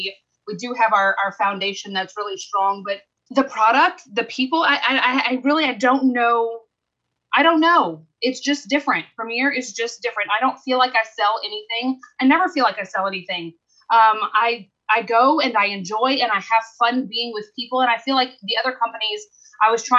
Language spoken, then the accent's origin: English; the South, United States; I'm from the South